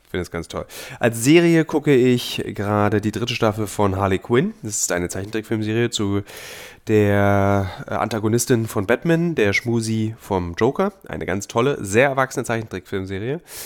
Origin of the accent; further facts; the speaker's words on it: Berlin, Germany; Meine Heimatstadt Berlin